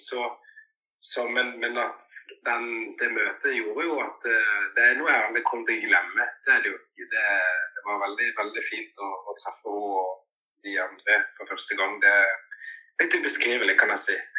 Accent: Norway; also born or lived in Cali, Colombia; jeg har fått muligheten til å vokse opp i Norge

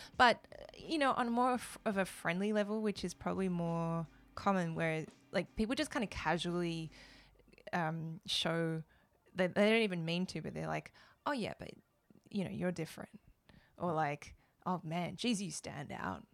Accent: Melbourne, Victoria, Australia; moved away as an adult; now in Japan; I grew up, I was born in Australia, in Melbourne

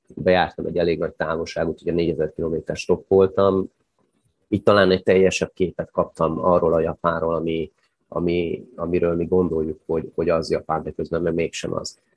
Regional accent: Hungary; nálunk a szocializmusban nagyon nagy volt a kultúrája a sátrazásnak, kempingezésnek, stokkolásnak

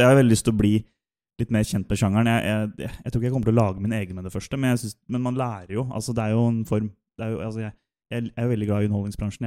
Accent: Sarpsborg, Østfold, Norway; Jeg er en sønn fra Sarpsborg, iallfall. Eller Skjeberg.

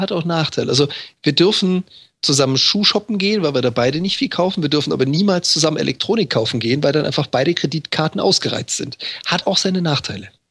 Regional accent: Freiburg im Breisgau, Baden-Württemberg, Germany; moved away as an adult; now in Hamburg, Germany; Ich, ich komme ja gebürtig aus Freiburg im Breisgau

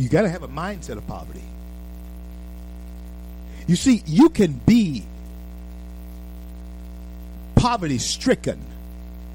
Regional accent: United States; I am an American

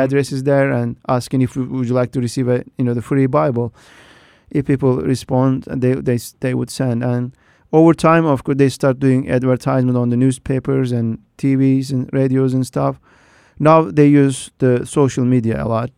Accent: Turkey; moved away as an adult; now in United States; I grew up in Turkey with a you know, the very Duat Muslim family.

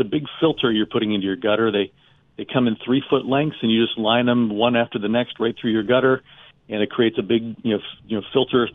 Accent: United States; also born or lived in Pennsylvania; I grew up in Ohio and Pennsylvania

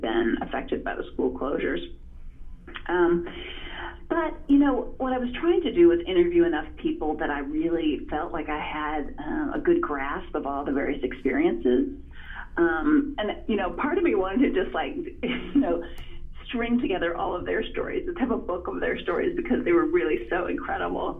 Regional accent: Farmville, Virginia, United States; moved away as an adult; also born or lived in California; I grew up in Prince Edward County, Virginia, in, in Farmville, Virginia

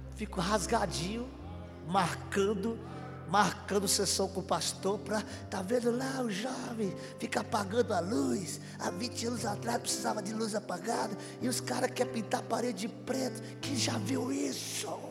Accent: Pernambuco, Brazil; now in Paraná, Brazil; E eu sou pernambucano, vim de lá

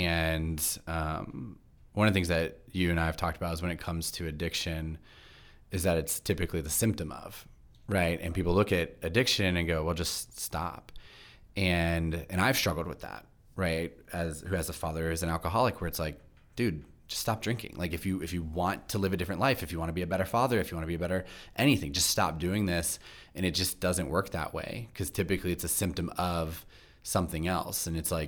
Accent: Baltimore, Maryland, United States; specifically growing up in Baltimore was a very religious city for a very long time.

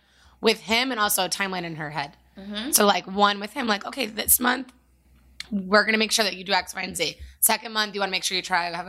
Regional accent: New Jersey, United States; So do I. I'm from Jersey and my fiancé is from Northeast PA.

